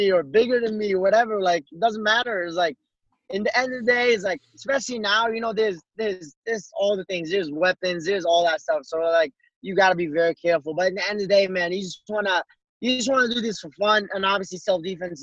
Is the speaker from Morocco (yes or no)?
yes; Morocco; also born or lived in Colorado; now in United States; being in the United States and growing up in Morocco